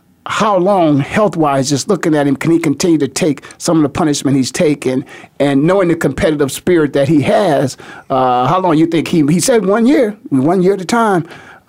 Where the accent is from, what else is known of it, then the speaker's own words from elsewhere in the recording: Canton, Ohio, United States; being born and raised in Canton, Ohio